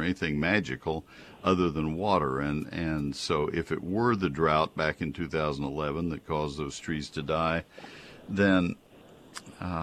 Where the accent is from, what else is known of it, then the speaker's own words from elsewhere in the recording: College Station, Texas, United States; moved away; I grew up in College Station